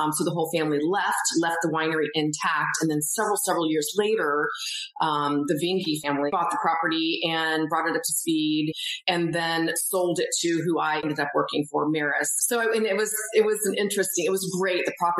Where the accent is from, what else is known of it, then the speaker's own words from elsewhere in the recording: Illinois, United States; moved away as an adult; also born or lived in Atlanta, Georgia / California; now in Roswell, United States; I'm actually from Illinois. But I moved to Atlanta in the year 2000. And then, so I raised my older kids here. We moved to California in 2012.